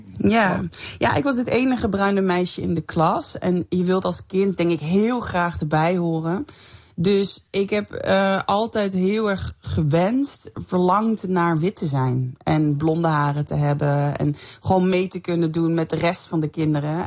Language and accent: Dutch; Limburg, Netherlands; ik kom zelf uit Limburg